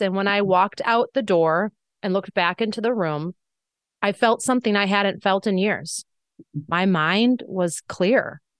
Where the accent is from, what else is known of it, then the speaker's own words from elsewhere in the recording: Wisconsin, United States; my small hometown in Wisconsin